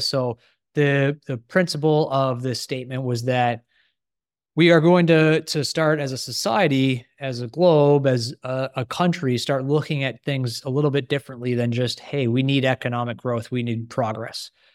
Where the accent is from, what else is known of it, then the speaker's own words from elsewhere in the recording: Canada; I'm a Canadian